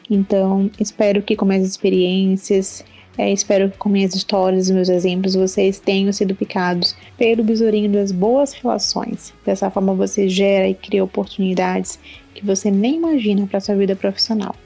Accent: Maranhão, Brazil; Eu sou uma cirurgiã dentista do Nordeste, do Maranhão

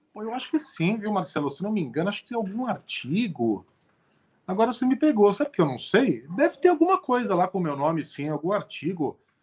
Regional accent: São Paulo, Brazil; eu sou um paulistano nascido e criado

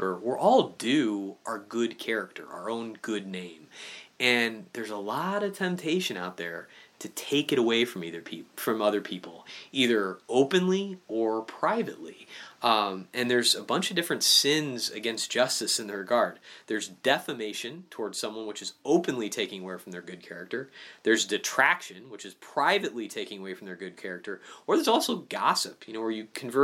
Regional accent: Illinois, United States; I'm from Illinois

